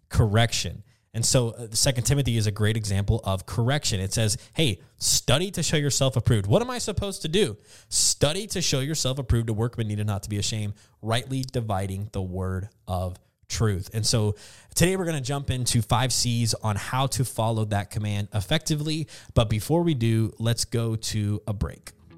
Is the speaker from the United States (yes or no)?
yes; the South, United States; moved away as an adult; also born or lived in the West (US) / the Northeast (US); now in Northeast, United States; growing up in the South and living in the West for a while, moving out to the Northeast